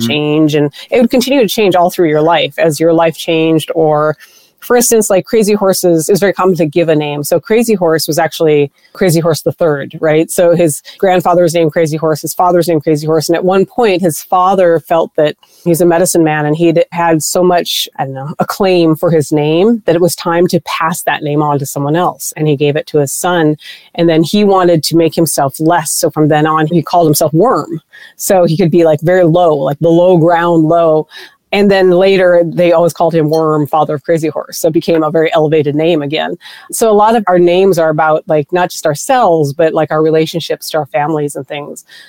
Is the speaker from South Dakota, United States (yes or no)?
yes; Pierre, South Dakota, United States; moved away; I grew up in South Dakota, and that's where my people are from. I'm Lakota, I'm Sichangu Lakota